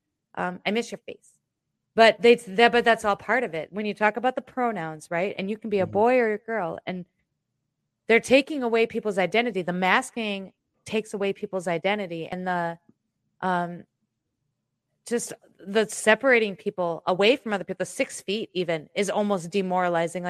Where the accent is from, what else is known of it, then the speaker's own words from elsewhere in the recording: Iowa, United States; I'm from Iowa